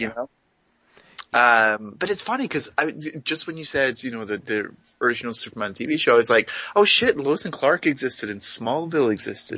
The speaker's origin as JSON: {"language": "English", "town": "Greenock", "region": "Scotland", "country": "United Kingdom", "tie": "born or raised there", "moved": "yes", "said": "my hometown"}